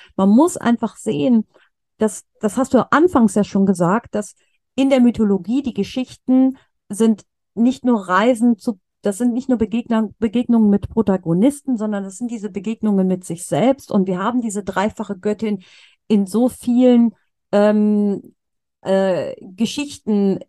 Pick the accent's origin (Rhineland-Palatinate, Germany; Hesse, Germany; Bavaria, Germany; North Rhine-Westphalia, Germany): North Rhine-Westphalia, Germany; Cologne; in Köln äh, wo ich herkomme oder wo ich noch wohne